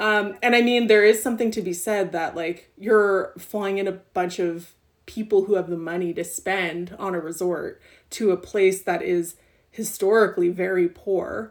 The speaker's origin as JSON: {"language": "English", "town": "Montreal", "region": "Quebec", "country": "Canada", "tie": "born or raised there", "said": "growing up in Ottawa and growing up in Montreal"}